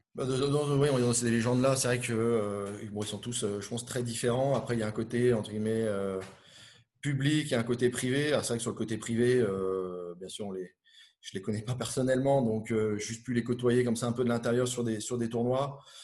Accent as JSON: {"language": "French", "area": "Finistère", "region": "Brittany", "country": "France", "tie": "born or raised there", "said": "je suis originaire de, Bretagne, du Finistère, on va dire le, bout du monde là-bas, euh, euh, côté, Manche, à côté de entre Brest et, Morlaix. J'ai vécu mon, enfance."}